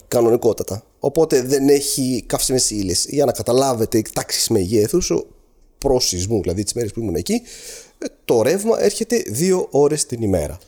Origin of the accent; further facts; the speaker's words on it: Aleppo, Aleppo Governorate, Syria; moved away as an adult; now in Greece; Γεννήθηκα και με μεγάλωσα στο Χαλέπι τη Συρία